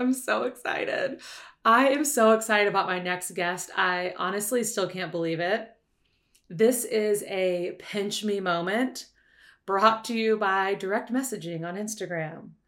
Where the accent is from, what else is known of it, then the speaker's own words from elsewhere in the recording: Destin, Florida, United States; moved away as an adult; now in Santa Monica, United States; I'm from the South, right below Alabama on the Gulf Coast of Florida. It's called Destin